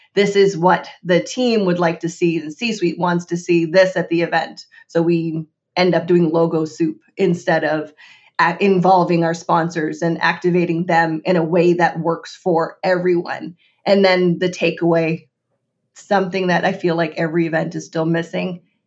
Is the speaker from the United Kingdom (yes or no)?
no; Canada; as a Canadian